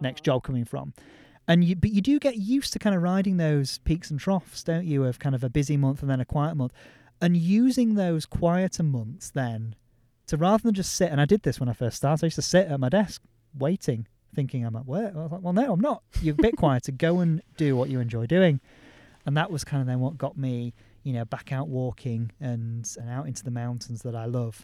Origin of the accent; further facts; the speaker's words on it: Yorkshire and the Humber, United Kingdom; I'm a Yorkshireman